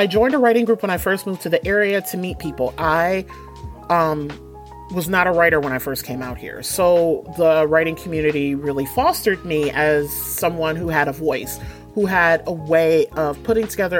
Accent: Detroit, Michigan, United States; moved away as an adult; now in New England, United States; I'm originally from Detroit, born and raised, what up, though? From the West Side

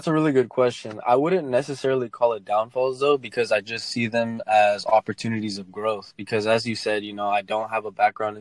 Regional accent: Dallas, Texas, United States; I'm from Dallas, Texas. I grew up here.

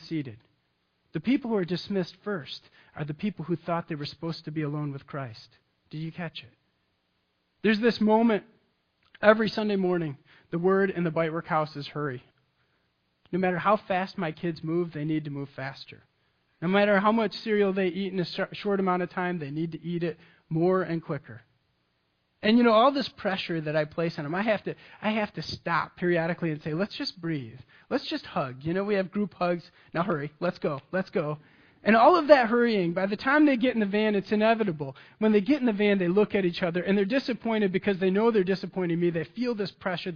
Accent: Michigan, United States; I'm from Michigan. I grew up on Lake Michigan.

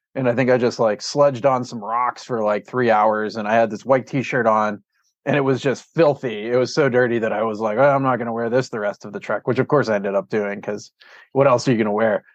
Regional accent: Pittsburgh, Pennsylvania, United States; moved away as an adult; also born or lived in Cleveland, Ohio / Cimarron, New Mexico; now in Bozeman, United States; I grew up in Pittsburgh, Pennsylvania, and then I went to college in Cleveland

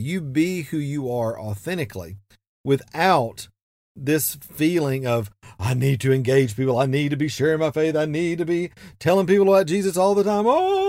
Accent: Atlanta, Georgia, United States; now in Asheville, United States; it kind of reminds me of when I moved to Asheville from Atlanta, Georgia. I'd grown up kind of in the Bible Belt, so everybody I knew was a Christian.

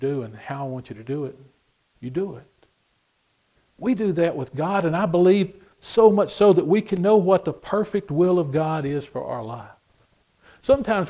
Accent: Texas, United States; I'm from Texas

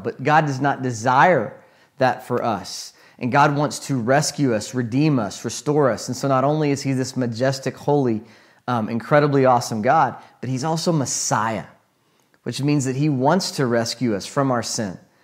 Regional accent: United States; as an American

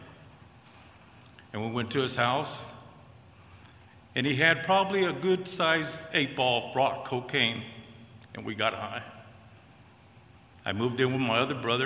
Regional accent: California, United States; moved away; I'm from California originally, born and raised in California with a normal family

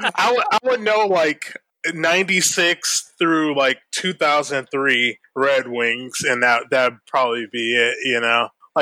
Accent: Detroit, Michigan, United States; moved away as an adult; now in Syracuse, United States; I grew up in Detroit. Yeah, I've been in Syracuse 13 years next month.

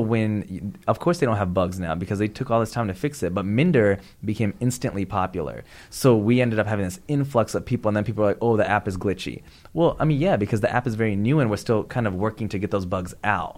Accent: Pakistan; I'm Pakistani.

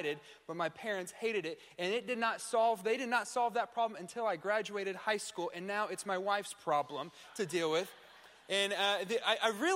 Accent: Tulsa, Oklahoma, United States; I'm from the Tulsa area

